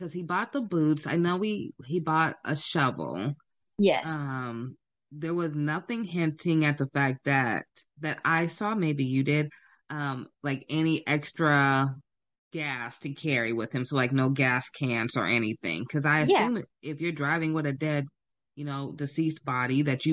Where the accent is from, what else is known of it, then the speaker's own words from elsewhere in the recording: Sacramento, California, United States; I'm from Sacramento.